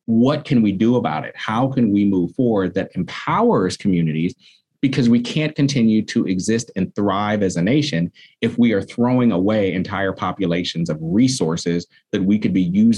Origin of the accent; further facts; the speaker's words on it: San Francisco, California, United States; I'm a fourth generation San Franciscan, and I grew up here in the Bayview